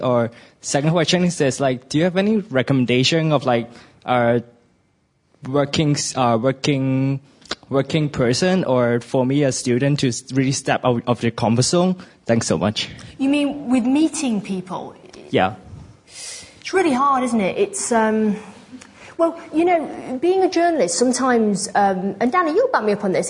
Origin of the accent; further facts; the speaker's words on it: New York, United States; moved away; also born or lived in London, United Kingdom; I'm from New York originally